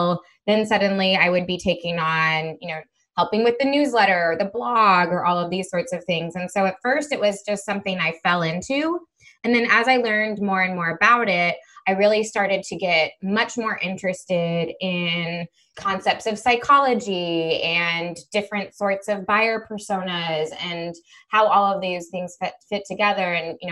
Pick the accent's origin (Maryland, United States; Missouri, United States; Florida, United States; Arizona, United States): Missouri, United States; moved away as an adult; also born or lived in Spain / Israel / South America; I grew up in Missouri, and that's where I'm based now